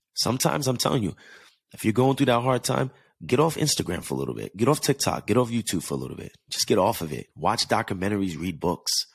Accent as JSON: {"language": "English", "region": "East Coast", "country": "United States", "tie": "born or raised there", "moved": "as an adult", "lives_now": "Los Angeles, United States", "said": "I grew up on the East Coast where I'm used to going through the seasons"}